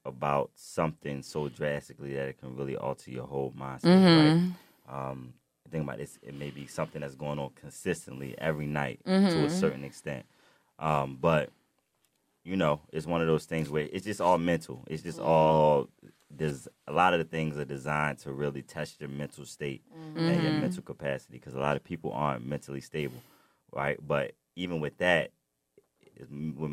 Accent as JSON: {"language": "English", "town": "Baltimore", "region": "Maryland", "country": "United States", "tie": "born or raised there", "moved": "as an adult", "lives_now": "Atlanta, United States", "said": "I grew up in West Baltimore, so I came down to Atlanta"}